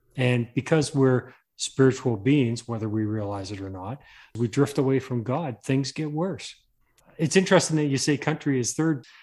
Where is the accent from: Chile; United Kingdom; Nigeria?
United Kingdom; England; moved away; I come from England. I was born there